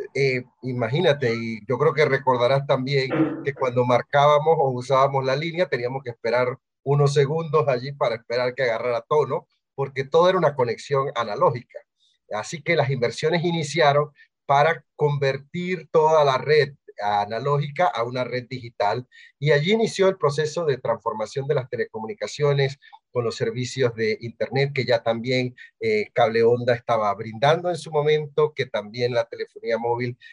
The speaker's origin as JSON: {"language": "Spanish", "town": "Bugaba", "region": "Chiriquí", "country": "Panama", "said": "yo soy de Chiriquí, eh, de Bugaba"}